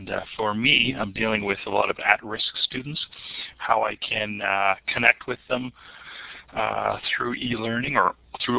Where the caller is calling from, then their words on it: North Bay, Ontario, Canada; I'm calling from North Bay. It's a beautiful day here.